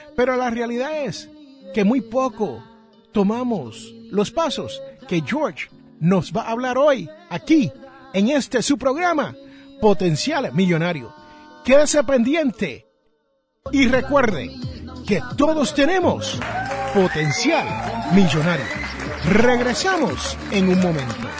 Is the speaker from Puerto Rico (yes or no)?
yes; Puerto Rico; also born or lived in Jersey City, New Jersey; donde yo me crié, en la isla del encanto